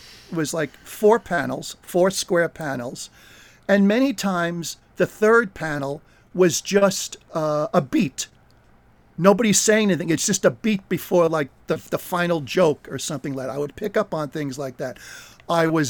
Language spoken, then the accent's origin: English; New Jersey, United States; Brought up pretty much in New Jersey